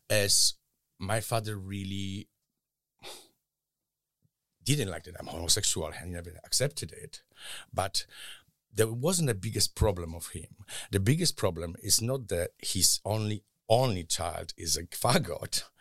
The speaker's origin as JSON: {"language": "English", "country": "Poland", "tie": "born or raised there", "moved": "yes", "said": "Yes, I grew up in Poland. In mm, I was born in mid seventies, in a very rural area where Catholic Church was the biggest uh, authority"}